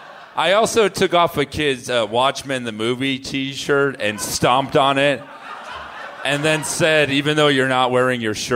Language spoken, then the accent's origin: English; South Florida, United States; now in New York, United States; I'm originally from South Florida.